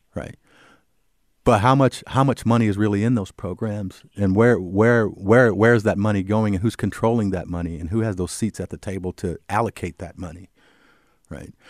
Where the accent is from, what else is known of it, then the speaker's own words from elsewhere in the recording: Cedar Rapids, Iowa, United States; I grew up in Cedar Rapids. I'm a native